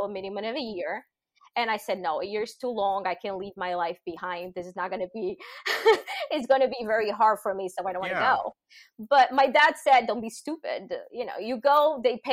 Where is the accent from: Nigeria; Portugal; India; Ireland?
Portugal; moved away as an adult; also born or lived in Lisbon, Portugal; now in New Jersey, United States; I am from Portugal, small town right in the border with Spain